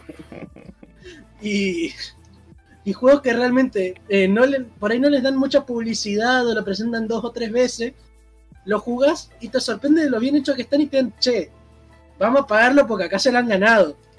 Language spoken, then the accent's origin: Spanish; Argentina; yo soy de Argentina